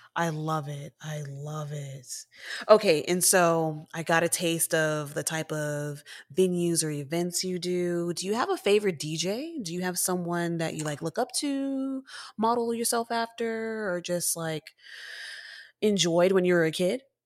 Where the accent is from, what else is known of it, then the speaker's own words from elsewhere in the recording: Texas, United States; I'm from Texas